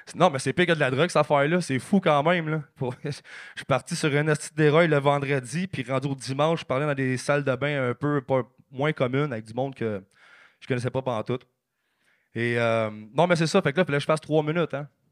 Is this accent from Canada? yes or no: yes; Blainville, Quebec, Canada; je viens, de Blainville